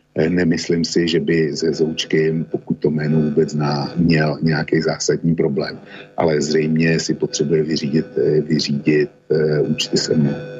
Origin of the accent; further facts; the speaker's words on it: Plzeň Region, Czechia; My tady na Plzeňsku